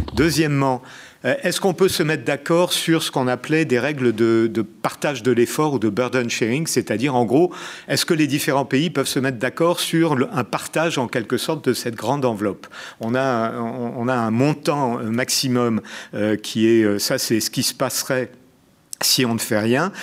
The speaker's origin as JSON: {"language": "French", "town": "Algiers", "region": "Algiers Province", "country": "Algeria", "tie": "born or raised there", "moved": "yes", "said": "je suis né à Alger"}